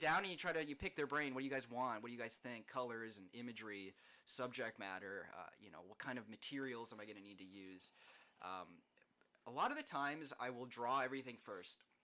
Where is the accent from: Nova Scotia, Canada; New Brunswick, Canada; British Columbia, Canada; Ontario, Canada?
Ontario, Canada; Niagara Falls; also born or lived in Hamilton, Ontario / Toronto, Ontario; I was born in Hamilton, um, but I grew up in Niagara Falls. I've been here basically my whole life